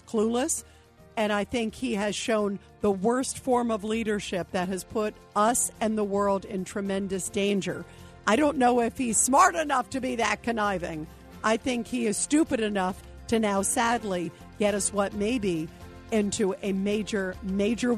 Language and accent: English; United States; an American who loves this country